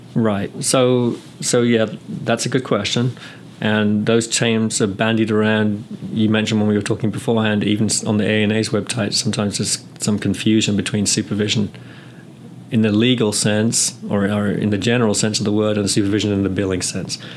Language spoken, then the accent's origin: English; England, United Kingdom; moved away as an adult; also born or lived in California / North Carolina; now in United States; I'm from England and I graduated from nursing school in the UK back in 86. Came to the US soon after